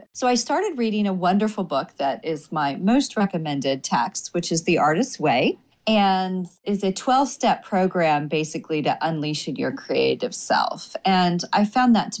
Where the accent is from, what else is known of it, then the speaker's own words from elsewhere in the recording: Oklahoma, United States; now in Washington, D.C., United States; small town girl. I mean, I'm originally from Oklahoma